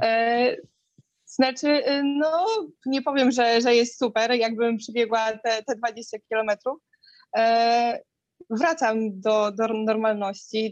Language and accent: Polish; Białystok, Podlaskie Voivodeship, Poland; w Białymstoku, jestem z Białego Stoku